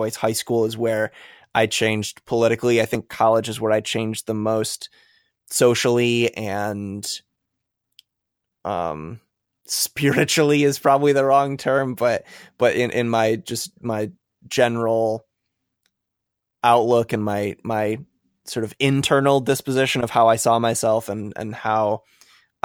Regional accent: Midwest, United States; I grew up in the Midwest, so I called it pop as well.

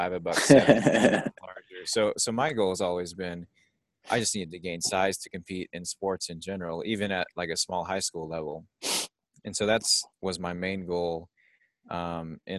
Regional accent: Mankato, Kansas, United States; I am in Mankato, Kansas, my hometown. So it's a rural small town in north central Kansas, population about 700

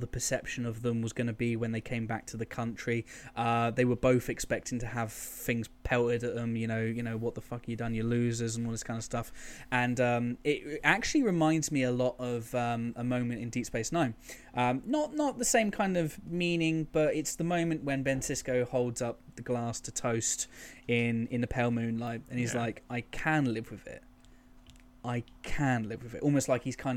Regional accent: England, United Kingdom; When people go, oh, you're from England, so you're English, I go, no, I'm actually British, because I have Scottish grandparents, and there's a bit of Irish there, there's a bit of Welsh

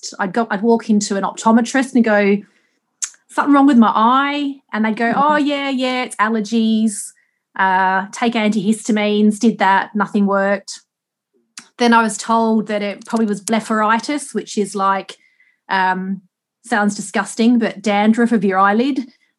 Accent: Australia; like I said, I grew up in Australia and I was always really sun smart.

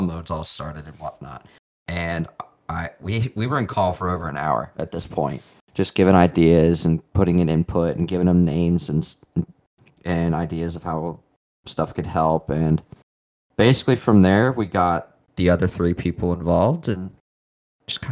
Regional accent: Cincinnati, Ohio, United States; my hometown hero

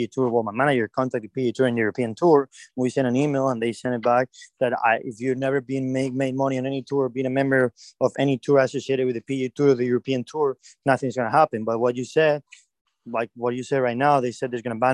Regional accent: Madrid, Community of Madrid, Spain; my hometown, Madrid

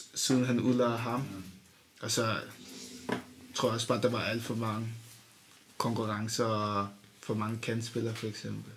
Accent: Denmark; jeg føler mig dansk-agtigt

